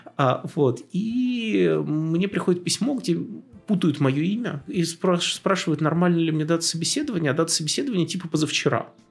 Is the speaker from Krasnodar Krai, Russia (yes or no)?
no; Tula, Tula Oblast, Russia; moved away; я сам из Тулы